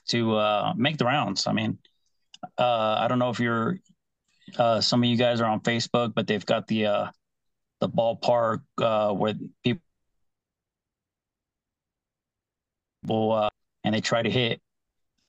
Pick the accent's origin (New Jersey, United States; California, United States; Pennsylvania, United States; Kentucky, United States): California, United States; Northern; moved away; also born or lived in Arizona; I grew up in Northern California